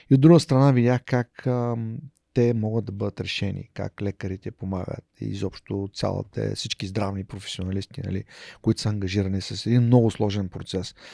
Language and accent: Bulgarian; Haskovo, Haskovo Province, Bulgaria; moved away as an adult; also born or lived in Plovdiv / Romania / Poland / Switzerland; Роден съм в Хасково.